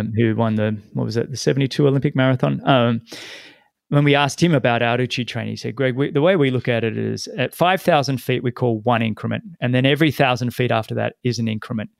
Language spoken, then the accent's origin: English; Sydney, New South Wales, Australia; moved away; my hometown, Sydney